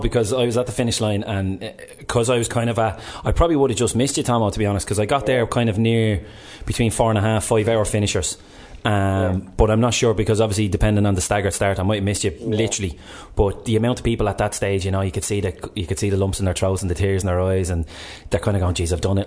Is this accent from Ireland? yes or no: yes; Ireland; we're Irish